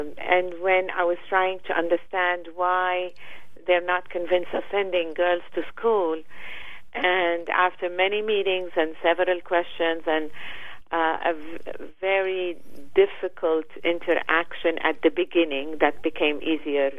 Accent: Lebanon; moved away as an adult; also born or lived in Paris, France / United States; now in Washington, D.C., United States; I was born in Lebanon and grew up in Lebanon

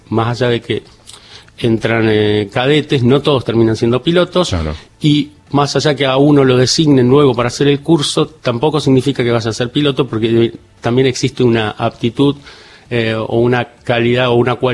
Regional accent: Córdoba, Argentina; yo tuve la particularidad de que como me crié en Córdoba, está cerca

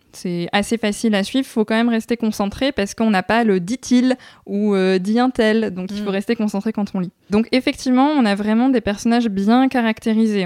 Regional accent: France; je suis française

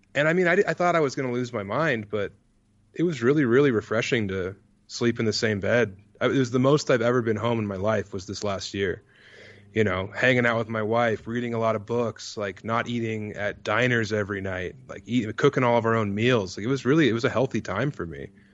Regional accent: Elizabeth, Colorado, United States; moved away as an adult; also born or lived in Denver, Colorado / Las Vegas, Nevada; I'm from eastern Colorado. I'm from, like, an hour and a half away from Kansas and about an hour away from Denver

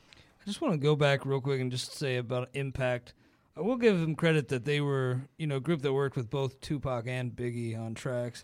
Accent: Ohio, United States; growing up in Ohio

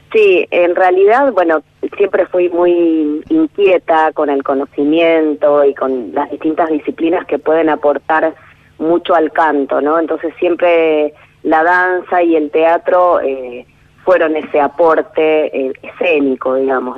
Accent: Quilmes, Buenos Aires Province, Argentina; yo soy de Quilmes

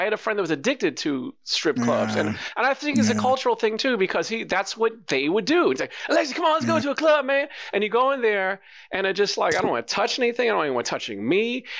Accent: New York, United States; But I'm from New York.

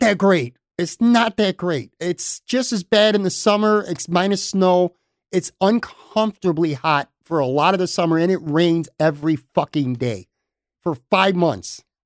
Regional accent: Buffalo, New York, United States; moved away as an adult; also born or lived in Lackawanna, New York / Hamburg, New York / West Seneca, New York; I'm from the West Side. I grew up on the West Side, and I lived all over West New York, uh, through the years

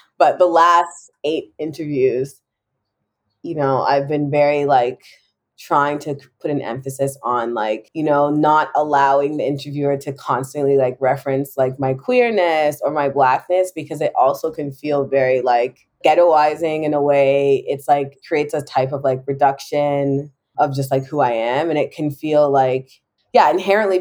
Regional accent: Jamaica; being Jamaican

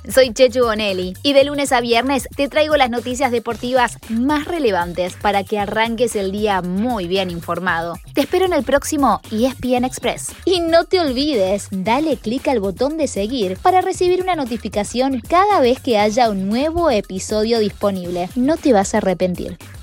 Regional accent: Córdoba, Argentina; Soy cordobés

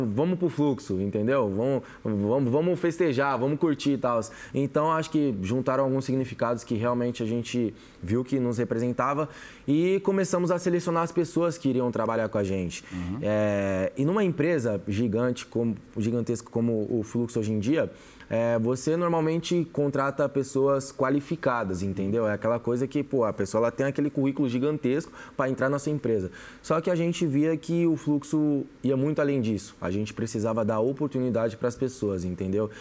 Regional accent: São Paulo, Brazil; eu que nasci na comunidade, para quem conhece, eu vim da zona sul de São Paulo ali, Capão Redondo, Campo Limpo, então é bem quebrada mesmo

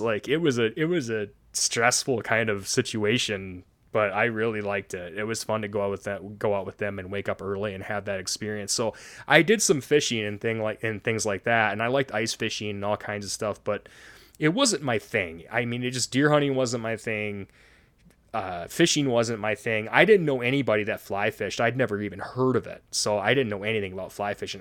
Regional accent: Cheboygan, Michigan, United States; we grew up in the woods of northern Michigan. I'm from Sheboygan, Michigan, right up by the Straits of Mackinac

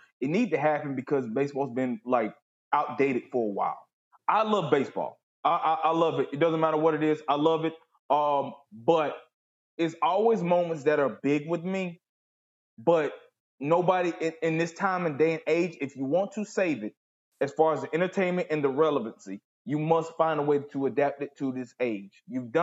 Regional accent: Southeast Georgia, United States; I grew up in Southeast Georgia.

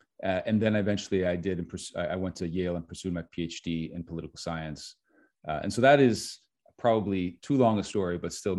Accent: Switzerland; moved away; also born or lived in United States; So I am American, I guess, by citizenship, but I didn't really grow up in the United States. I was born in the United States and then moved to Switzerland at an early

